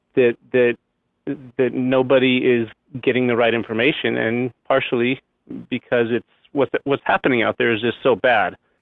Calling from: Temecula, California, United States; I'm calling from Temecula, California

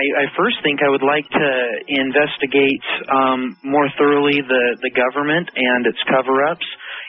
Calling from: Hawaii, United States; I am phoning from Hawaii.

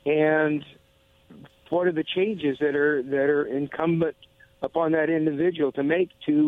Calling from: Foster, United States; This is … from Foster.

